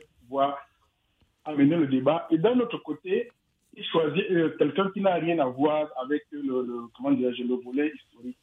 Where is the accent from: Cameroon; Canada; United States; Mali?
Cameroon; je suis originaire du Cameroun